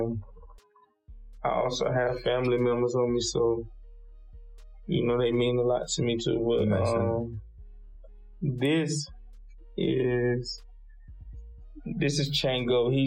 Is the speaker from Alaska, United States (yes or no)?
no; Roxboro, North Carolina, United States; I'm from Roxbury, North Carolina.